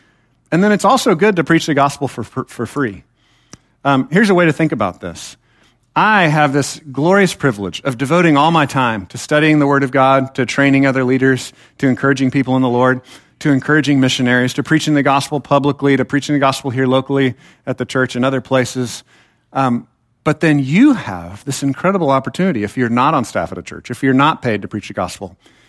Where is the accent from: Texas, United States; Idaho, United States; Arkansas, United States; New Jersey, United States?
Texas, United States; Temple; I was taught in the church that I was raised in Temple, Texas, not too far from here, kind of a dangerous place, be careful, but it's not too far away.